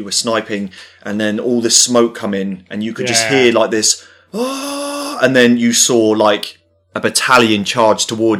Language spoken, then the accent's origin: English; Dudley, West Midlands, United Kingdom; I'm from Dudley, it's nowhere near Birmingham.